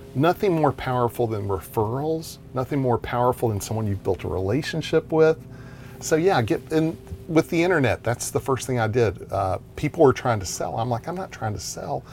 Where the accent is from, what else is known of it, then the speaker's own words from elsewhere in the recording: Texas, United States; I'm from Texas